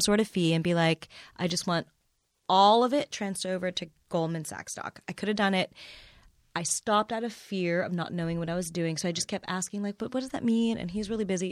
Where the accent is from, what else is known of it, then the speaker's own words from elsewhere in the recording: Midwest, United States; I was born and raised in the Midwest